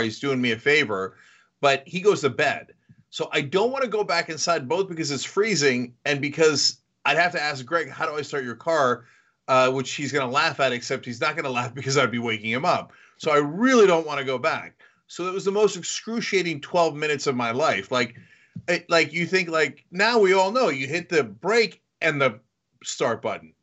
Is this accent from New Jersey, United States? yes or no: yes; New Jersey, United States; moved away; also born or lived in New York; I grew up in New Jersey, lived in New York